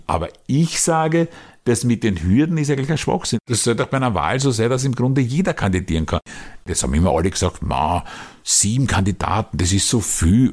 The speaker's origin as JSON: {"language": "German", "country": "Austria", "said": "bei uns in Österreich"}